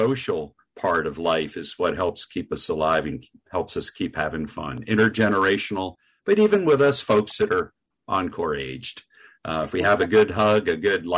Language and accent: English; New Jersey, United States; moved away as an adult; also born or lived in Vermont; grew up in New Jersey